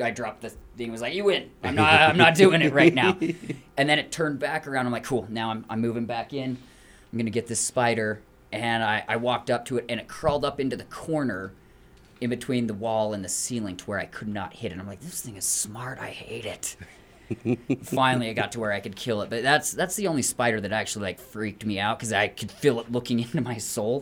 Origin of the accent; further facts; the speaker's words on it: Morgan, Utah, United States; I grew up in Morgan, and so we have like box elder